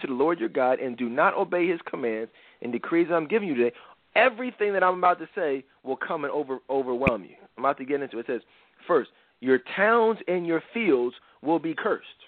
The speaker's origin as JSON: {"language": "English", "town": "Philadelphia", "region": "Pennsylvania", "country": "United States", "tie": "born or raised there", "said": "Philly, my hometown"}